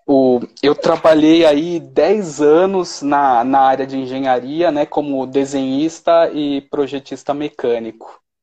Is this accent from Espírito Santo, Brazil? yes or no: no; São Paulo, Brazil; moved away as an adult; now in Belo Horizonte, Brazil; Eu morava em São Paulo, mas aí depois que eu casei, eu mudei para BH.